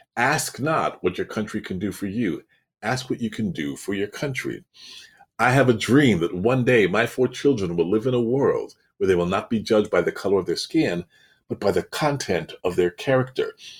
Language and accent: English; Toronto, Ontario, Canada; now in Florida, United States; I'm from Toronto